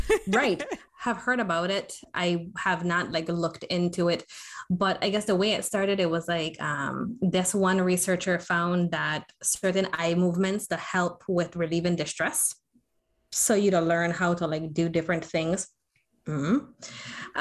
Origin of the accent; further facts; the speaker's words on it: U.S. Virgin Islands; also born or lived in Florida; in the Virgin Islands, where I'm originally from, um, born and raised on St. Croix